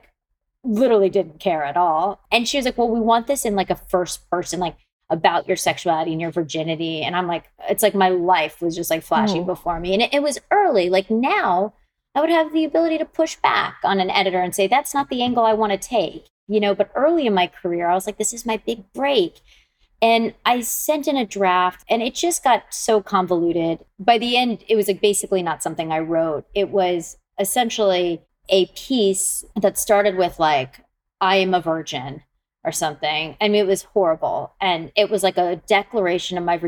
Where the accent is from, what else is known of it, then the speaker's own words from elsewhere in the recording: Atlanta, Georgia, United States; moved away as an adult; also born or lived in London; I grew up in Atlanta.